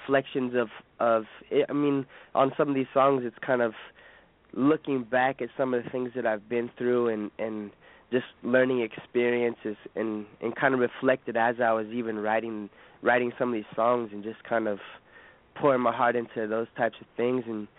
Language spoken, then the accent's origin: English; Bay Area, California, United States; I'm from the Bay Area, so I got to go for the San Francisco Giants